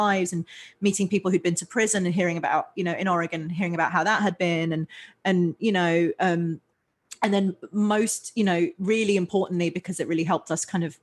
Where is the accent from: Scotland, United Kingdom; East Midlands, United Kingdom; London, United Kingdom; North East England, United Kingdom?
London, United Kingdom; moved away as an adult; I grew up in London in England